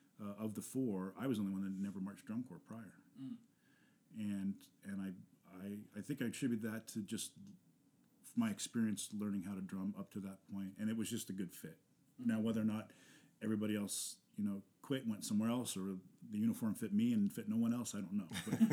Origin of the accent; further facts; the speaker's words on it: Washington, District of Columbia, United States; I grew up in Washington D.C., so it was about 150 miles south